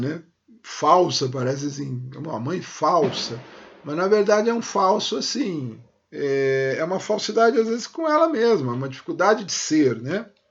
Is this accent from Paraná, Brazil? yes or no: no; São Paulo, Brazil; eu nasci em São Paulo e me criei em São Paulo